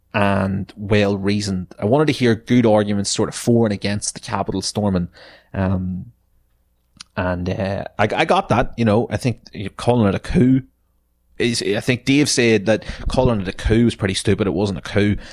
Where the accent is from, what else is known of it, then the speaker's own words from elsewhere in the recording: Ireland; our history as Irish people